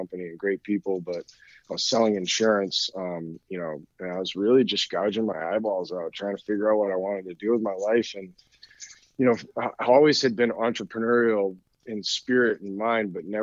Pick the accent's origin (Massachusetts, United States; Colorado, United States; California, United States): Massachusetts, United States; Danvers; a gym in my hometown in Danvers, Massachusetts